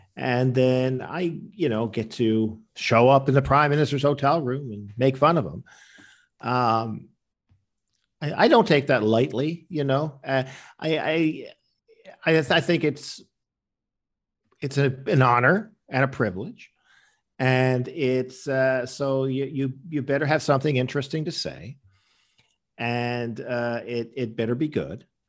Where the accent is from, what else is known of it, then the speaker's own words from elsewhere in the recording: Newfoundland and Labrador, Canada; I was growing up in Newfoundland